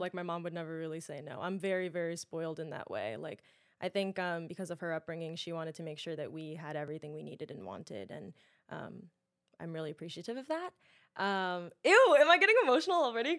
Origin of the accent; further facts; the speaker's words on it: New York City, New York, United States; I'm born and raised in Queens, lived there